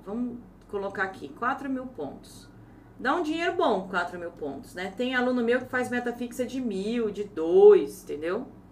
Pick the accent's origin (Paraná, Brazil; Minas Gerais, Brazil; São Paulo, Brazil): São Paulo, Brazil; Ourinhos; Se eu nasci em Ourinhos, estado de São Paulo, não sou brasileira?